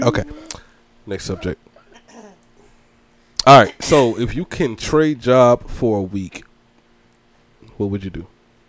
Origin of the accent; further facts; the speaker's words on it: Georgia, United States; I'm from Georgia.